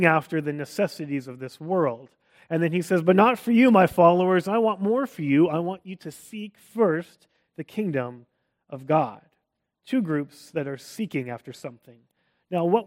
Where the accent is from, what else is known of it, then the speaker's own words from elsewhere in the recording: Canada; accent: Canadian; moved away; also born or lived in Texas, United States; I wasn't American. I was still Canadian. In fact, I loved being Canadian. Being a Canadian in Texas became a big part of my identity